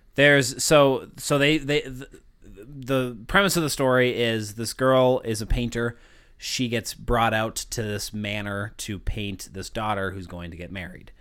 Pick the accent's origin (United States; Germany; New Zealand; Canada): United States; I'm American